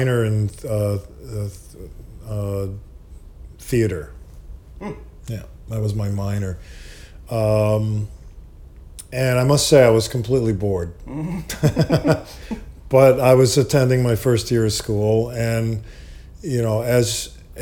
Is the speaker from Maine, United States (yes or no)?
no; Long Island, New York, United States; I grew up in New York, yeah. Actually, Long Island.